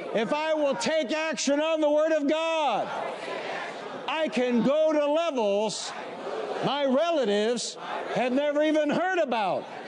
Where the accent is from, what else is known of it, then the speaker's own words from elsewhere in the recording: Warren, Michigan, United States; also born or lived in Highland Park, Michigan; After we moved from Highland Park, Michigan to the suburbs, Warren, Michigan, I grew up in a house of only 1,089 square feet